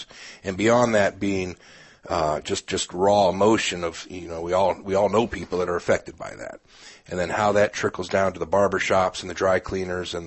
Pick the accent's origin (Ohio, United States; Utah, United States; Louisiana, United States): Ohio, United States; Canton; moved away as an adult; also born or lived in Wooster, Ohio; now in Peoria, United States; I'm originally from Canton, Ohio, home of the Pro Football Hall of Fame